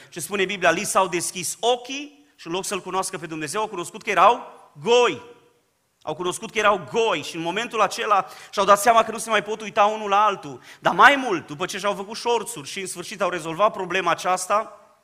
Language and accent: Romanian; Dobric, Bistrița-Năsăud, Romania; now in Baia Mare, Romania; Eu provin din Dobric, o zonă pe care o cunoașteți foarte bine, am copilărit împreună cu Ghiță Bot